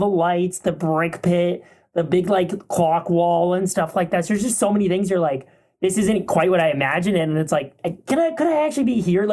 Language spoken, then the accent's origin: English; Canada; being Canadian